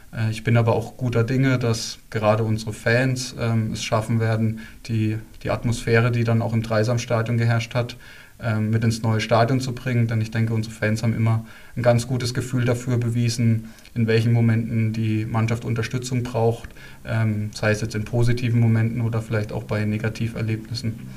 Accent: Bad Kissingen, Bavaria, Germany; moved away as an adult; now in Freiburg, Germany; ich bin in Bad Kissing geboren und aufgewachsen

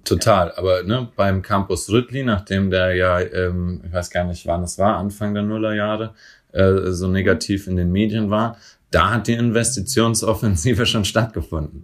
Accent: Franconia, Bavaria, Germany; now in Berlin, Germany; in Bayern, wo ich herkomme, in Franken

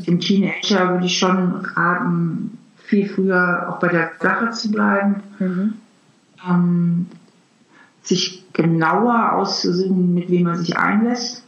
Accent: Hamburg, Germany; now in Trier, Germany; Eigentlich komme ich auch aus Hamburg. Ich bin ja Hamburgerin.

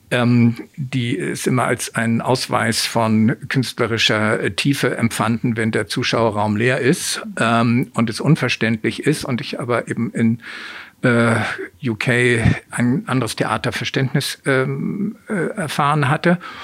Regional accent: Hamburg, Germany; Ich bin in Hamburg geboren, aufgewachsen

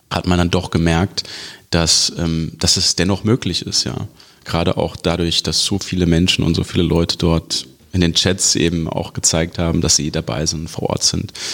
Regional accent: Wiesbaden, Hesse, Germany; ich will auf jeden Fall zurück in meine Heimatstadt Wiesbaden und mich hier engagieren

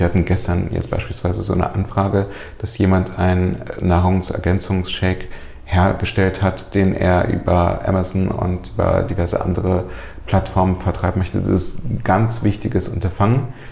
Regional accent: Germany; German is a second language; also born or lived in Soviet Union; ich bin mit fünf Jahren nach Deutschland gekommen mit äh, meiner Mutter und meinen Großeltern. Wir sind aus der Sowjetunion eingewandert

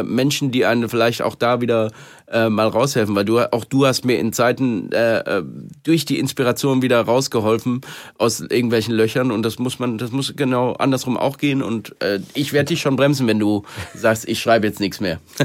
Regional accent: Germany; ich wieder zurück in Deutschland war und in meiner Heimat

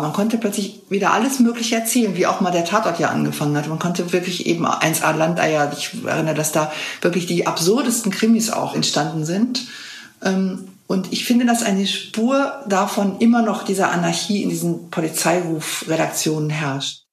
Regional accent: West Germany, Germany; als Wessi

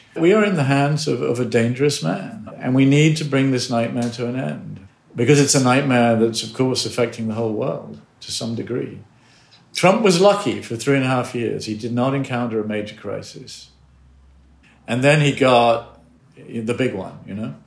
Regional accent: United States; as an American

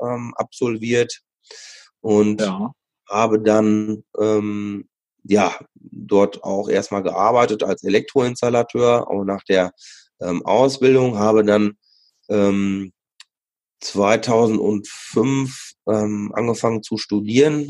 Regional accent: Sauerland, North Rhine-Westphalia, Germany; ich bin äh, im Sauerland auch groß geworden

